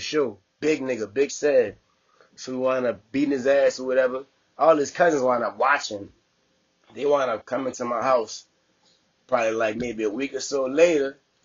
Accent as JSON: {"language": "English", "town": "New Orleans", "region": "Louisiana", "country": "United States", "tie": "born or raised there", "also_born_or_lived": "Texas", "moved": "yes", "lives_now": "Bay Area, United States", "said": "I'm from New Orleans"}